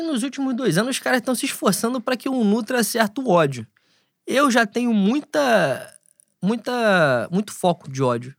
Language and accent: Portuguese; Rio de Janeiro, Brazil; eu nasci em Bangu. E eu estou aqui e eu sou daqui